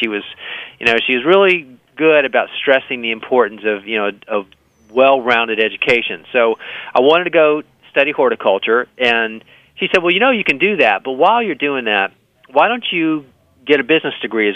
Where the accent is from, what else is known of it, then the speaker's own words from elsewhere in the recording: Miami, Florida, United States; I grew up in Miami.